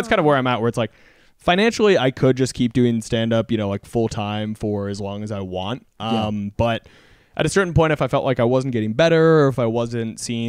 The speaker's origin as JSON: {"language": "English", "region": "Texas", "country": "United States", "said": "And like, I'm from Texas."}